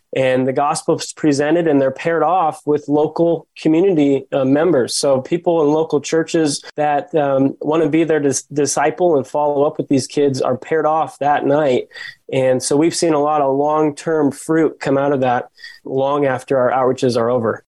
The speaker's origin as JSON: {"language": "English", "region": "South Dakota", "country": "United States", "tie": "born or raised there", "said": "I grew up in South Dakota and I was actually the son of a youth pastor"}